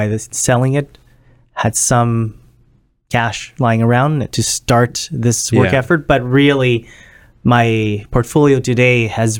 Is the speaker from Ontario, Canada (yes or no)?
yes; Scarborough, Ontario, Canada; I grew up in Scarberia, right? Not the nicest of neighborhoods, right? We didn't have much growing up in Scarborough, and you know, we worked our way up.